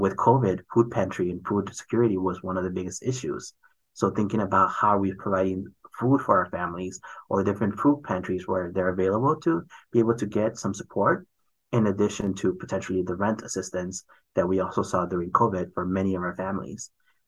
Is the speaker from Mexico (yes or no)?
yes; Mexico; For example, I'm from Mexico, and so we have the Mexican consulate ID.